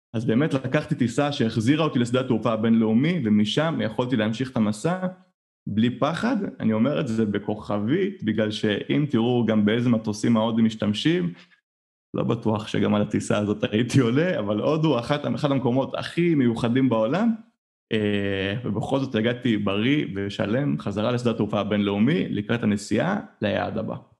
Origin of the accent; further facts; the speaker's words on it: Israel; אני ישראלי, אנחנו ישראלים